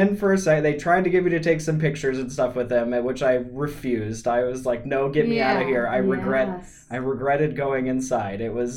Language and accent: English; the Northwest, Washington, United States; now in Midwest, United States; I grew up in the Northwest, and I grew up hunting with my dad, and like around Mount Spokane